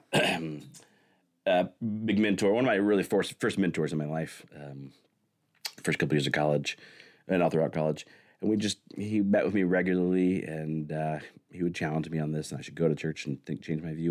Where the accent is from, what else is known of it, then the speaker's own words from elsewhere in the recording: Siloam Springs, Arkansas, United States; I grew up in Salem Springs, Arkansas